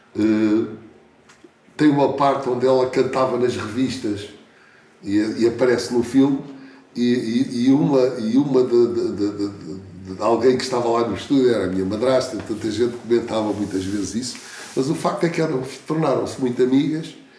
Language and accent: Portuguese; Portugal; Eu não nasci na Índia, não é? Posso ter um, certo espírito que me identifique, mas nasci aqui, em Portugal